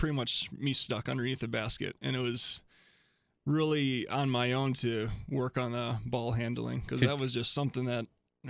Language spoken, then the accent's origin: English; Somerset, Wisconsin, United States; Well, it's a little even more north of La Crosse. It's pretty much 45 minutes straight east, right about of Minneapolis, St.